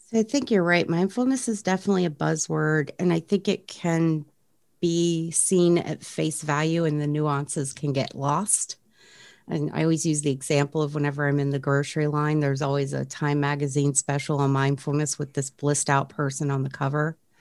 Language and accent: English; Frederick, Maryland, United States; there was a program right here in my hometown uh, of Frederick, Maryland